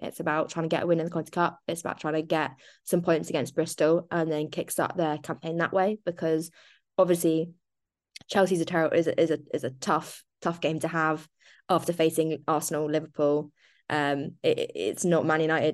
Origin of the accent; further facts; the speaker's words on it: Ireland; I'm Irish